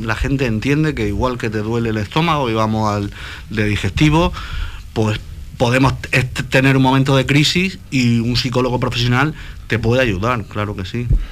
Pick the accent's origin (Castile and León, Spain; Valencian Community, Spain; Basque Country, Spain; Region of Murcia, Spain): Region of Murcia, Spain; Cartagena; yo soy cartagenero